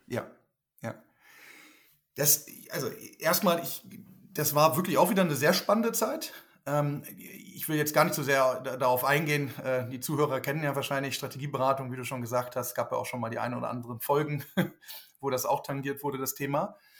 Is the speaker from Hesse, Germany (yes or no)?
no; Lüneburg Heath, Lower Saxony, Germany; moved away as an adult; also born or lived in Switzerland; now in Berlin, Germany; bin ja aufgewachsen kurz vor Hamburg in der Lüneburger Heide